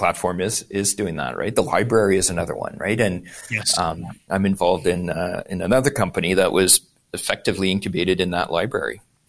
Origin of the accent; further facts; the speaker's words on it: Montreal, Quebec, Canada; Look at that. We're both from Montreal.